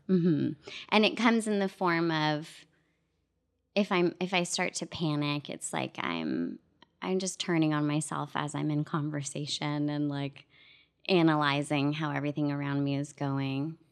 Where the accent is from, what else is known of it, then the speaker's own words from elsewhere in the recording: Toronto, Ontario, Canada; moved away as an adult; now in United States; I'm a kid from Scarborough